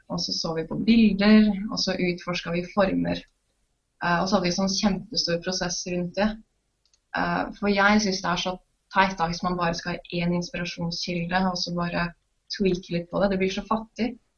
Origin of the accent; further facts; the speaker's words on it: Trondheim, Trøndelag, Norway; jeg er fra Trondheim